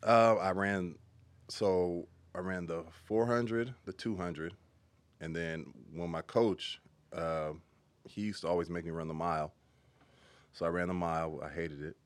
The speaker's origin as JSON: {"language": "English", "town": "Carson", "region": "California", "country": "United States", "tie": "born or raised there", "also_born_or_lived": "Inglewood, California", "said": "pretty much grew up in Carson, uh, parts some parts"}